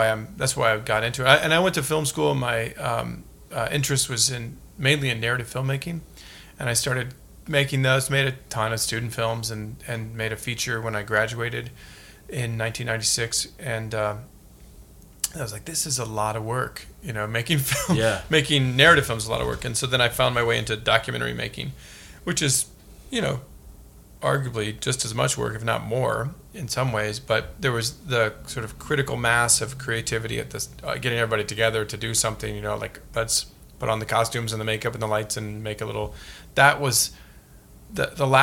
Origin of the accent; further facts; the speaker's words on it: St. Louis, Missouri, United States; I grew up in St. Louis